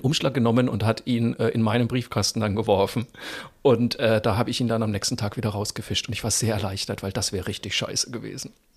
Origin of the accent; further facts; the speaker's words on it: Zeil am Main, Bavaria, Germany; moved away; in Zeil am Main auftrete, wo ich aufgewachsen bin